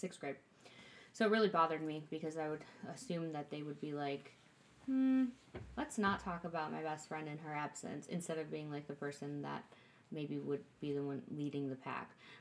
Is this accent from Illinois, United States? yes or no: yes; Huntley, Illinois, United States; where I grew up in Huntley